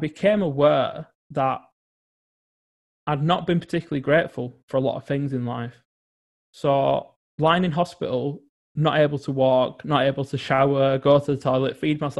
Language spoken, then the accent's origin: English; England, United Kingdom; growing up in England.